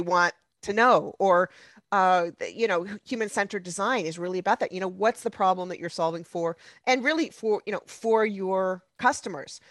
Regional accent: United States

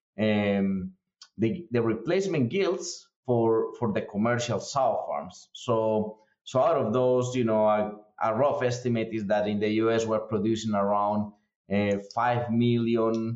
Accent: Colombia; moved away as an adult; now in United States; I'm originally from Colombia in South America. I've been here in the U.S. for several years now. Came here in 2010 to start a grad school

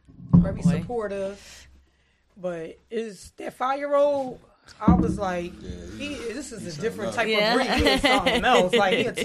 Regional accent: Philadelphia, Pennsylvania, United States; I was raised here all my life.

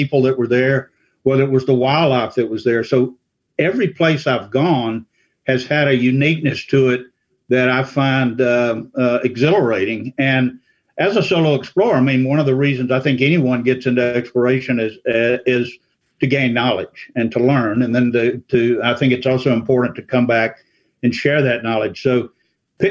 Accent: Louisiana, United States; now in Asheville, United States; I grew up in Louisiana, in South Louisiana and Central Louisiana

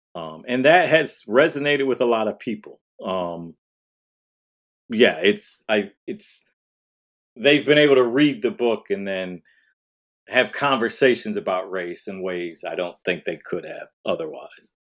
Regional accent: Detroit, Michigan, United States; I grew up in Detroit, so I was around black people

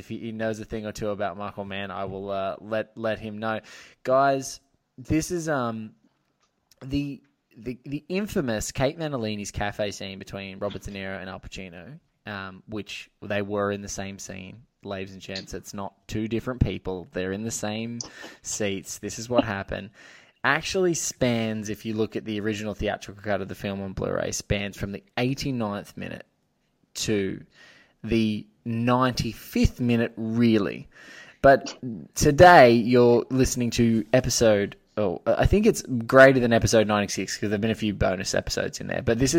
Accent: Australia; You know, it may be because I'm an Aussie

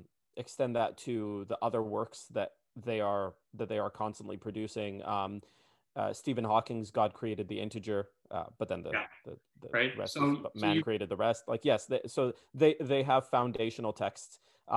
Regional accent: Palestine; also born or lived in Saudi Arabia; And I was born in Saudi Arabia." She said, "Oh, so you're Saudi Arabian?" I said, "No, I'm Palestinian."

